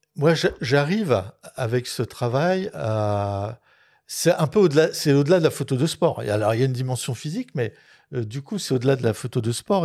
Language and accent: French; Dunkirk, Hauts-de-France, France; j'ai fait beaucoup de natation étant jeune à Dunkerque